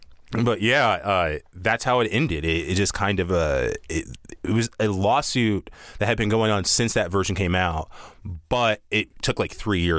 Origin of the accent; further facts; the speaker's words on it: the South, United States; Yeah, I'm from the South, and it's a big deal there.